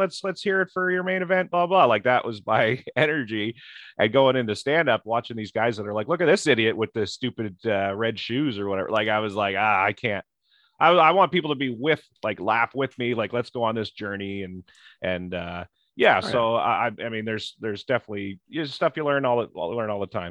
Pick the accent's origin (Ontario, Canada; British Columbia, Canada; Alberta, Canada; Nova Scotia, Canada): Ontario, Canada; Goderich; My hometown Goderich is